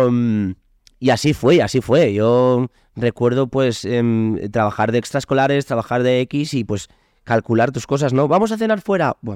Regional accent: Sant Feliu, Catalonia, Spain; en, mi pueblo, en San felipe

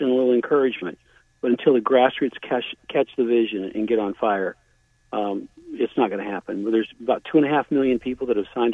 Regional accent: Virginia, United States; I'm from Virginia

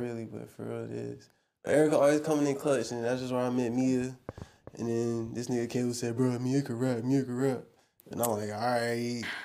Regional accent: Georgia, United States; now in Texas, United States; I'm not from Texas. I'm from Georgia

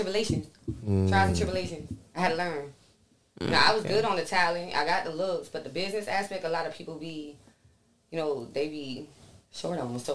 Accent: New York, United States; I'm born and raised in New York. So I grew up around that.

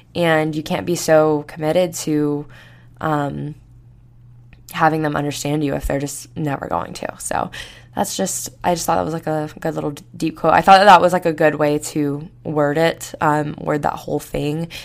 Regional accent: Florida, United States; now in Tuscaloosa, United States; I grew up in Florida

